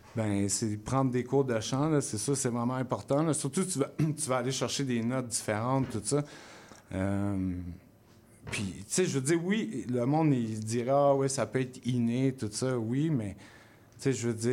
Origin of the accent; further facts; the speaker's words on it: South Shore, Quebec, Canada; also born or lived in Montreal / Longueuil; j'étais du South Shore. Dans le fond, je me tenais avec comme plein de DJ, puis des chanteurs, tout ça. Quand j'étais jeune